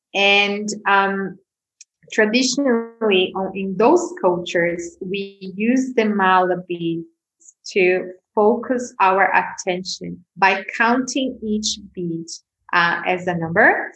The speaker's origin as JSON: {"language": "English", "region": "São Paulo", "country": "Brazil", "tie": "born or raised there", "also_born_or_lived": "Bali", "moved": "as an adult", "said": "I grew up in Brazil, in Sao Paulo, which is one of the biggest cities in, in the world."}